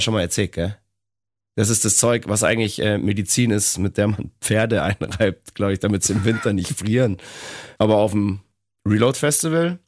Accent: Bavaria, Germany; bei uns in Bayern.

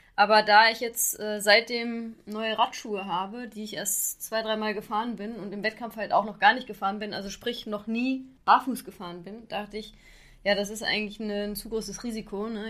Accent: Xanten, North Rhine-Westphalia, Germany; in Xanten bin ich zur Schule gegangen und deshalb ist das quasi fast meine Heimat

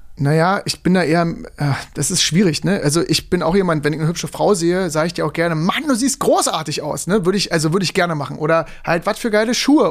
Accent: Germany

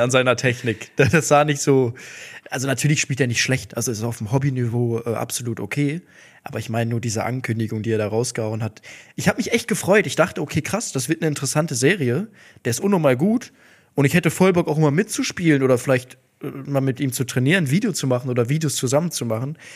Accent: Duisburg, North Rhine-Westphalia, Germany; Ich komme aus Duisburg, da sagt man fressen

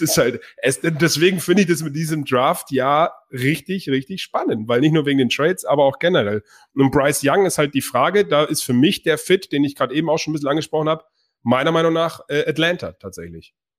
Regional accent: Bavaria, Germany; ich komme auch aus Bayern

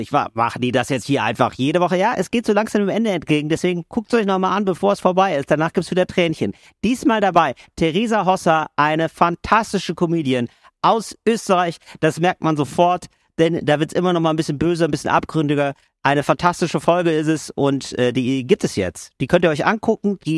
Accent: Germany; now in Italy; da ein Cappuccino zu bestellen und da nicht aufzufallen, ne? als Deutscher aufzufallen.

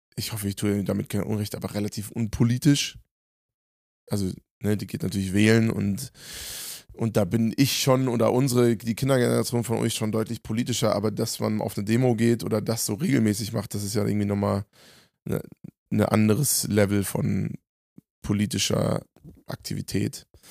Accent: Germany; in meinem Heimatland

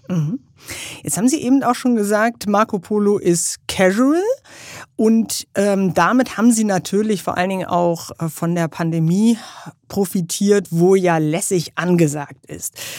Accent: Germany

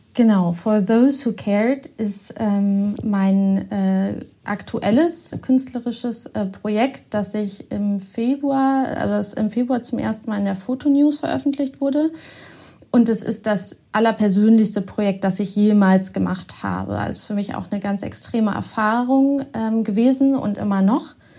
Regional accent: Osnabrück, Lower Saxony, Germany; moved away as an adult; also born or lived in Bielefeld; now in Hamburg, Germany; ich bin ganz in der Nähe von Bielefeld aufgewachsen, in Osnabrück.

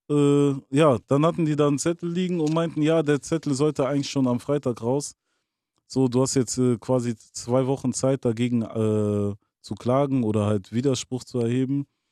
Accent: Bonn, North Rhine-Westphalia, Germany; also born or lived in Angola (roots)

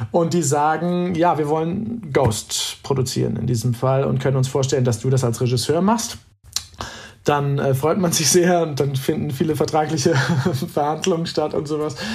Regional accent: North Rhine-Westphalia, Germany; Damals war ich in Essen, wie gesagt, ein Kind des Ruhrgebiets, an der Oper viel unterwegs

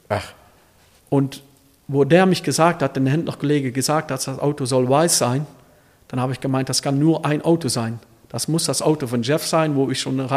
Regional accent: Elsloo, Limburg, Netherlands; Also wo ich so jung war und man, man hat gesagt, ich komme aus Elslo, dann hat jeder gesagt, oh, oder Ferrari an der Kreuzung steht

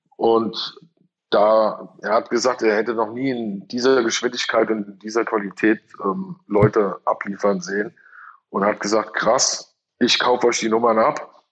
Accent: Hesse, Germany; bei uns in Hesse

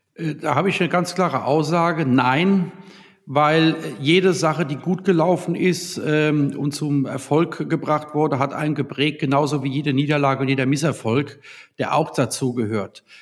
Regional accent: Worms, Rhineland-Palatinate, Germany; Ja, ich bin ja in Worms geboren 1972 und habe ja die längste Zeit meines Lebens auch in Worms und Umland äh, gelebt

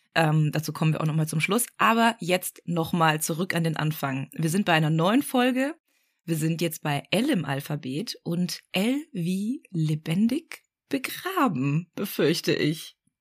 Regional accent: Black Forest, Baden-Württemberg, Germany; ich komme ja auch aus dem Schwarzwald

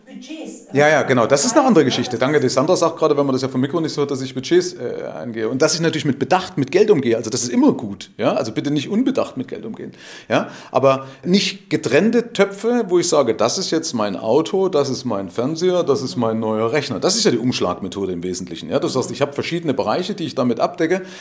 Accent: East Germany, Germany; Gab es ja keine Geldautomaten bei uns in der DDR.

